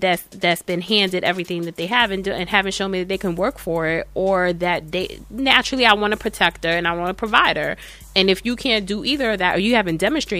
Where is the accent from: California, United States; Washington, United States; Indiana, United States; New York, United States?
New York, United States; New York City; as a New Yorker, I am born and raised in Manhattan.